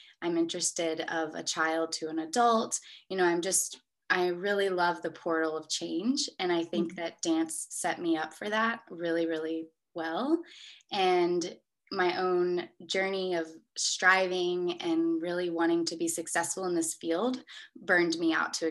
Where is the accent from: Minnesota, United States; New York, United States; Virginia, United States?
Virginia, United States; Richmond; moved away as an adult; also born or lived in Gainesville, Florida; I grew up in Richmond, Virginia, and I lived there until I was 18 years old